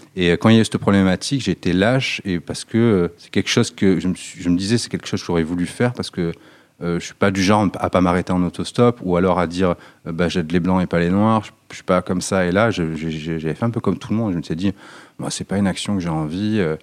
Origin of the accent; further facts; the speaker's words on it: Nice, Provence-Alpes-Côte d'Azur, France; Moi, je viens d'un quartier qui s'appelle l'Ariane. C'est un quartier dans l'est de Nice